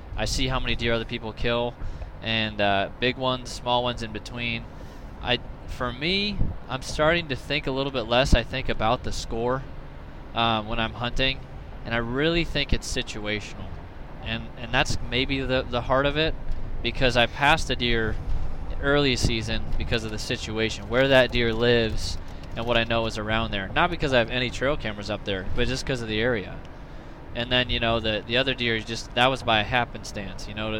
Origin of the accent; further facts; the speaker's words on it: Illinois, United States; moved away as an adult; now in Iowa, United States; growing up in Illinois, I gun hunted like I bow hunted.